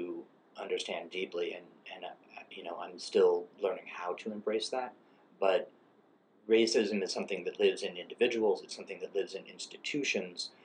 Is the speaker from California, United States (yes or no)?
yes; California, United States; where I grew up in California